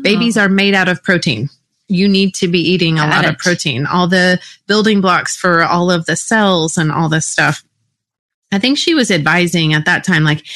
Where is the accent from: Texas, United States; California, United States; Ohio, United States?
Texas, United States; I grew up in Texas